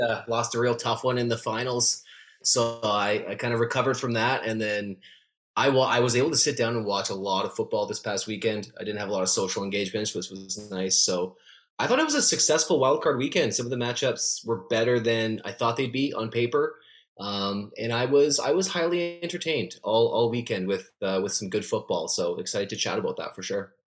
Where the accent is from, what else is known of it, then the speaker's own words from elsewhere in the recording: Calgary, Alberta, Canada; moved away as an adult; also born or lived in Winnipeg; now in Vancouver, Canada; I grew up in Calgary, so I'm from the Calgary market, and I lived in the Winnipeg market for a couple years